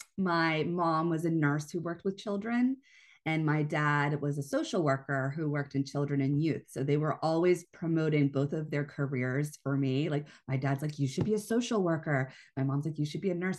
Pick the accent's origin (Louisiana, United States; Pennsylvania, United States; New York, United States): Pennsylvania, United States; moved away as an adult; also born or lived in Hawaii; I taught at a local high school in the area where I grew up in Pennsylvania